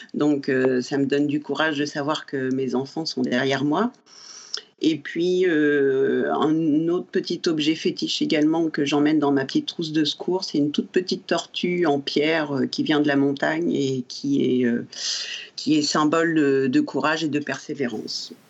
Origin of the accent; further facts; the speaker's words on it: Normandy, France; je suis normande